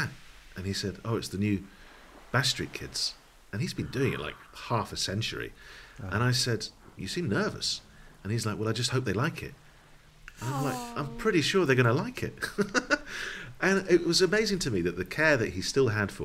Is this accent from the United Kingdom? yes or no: yes; Dundee, Scotland, United Kingdom; I grew up in Dundee in Scotland, which was the home of the Beano.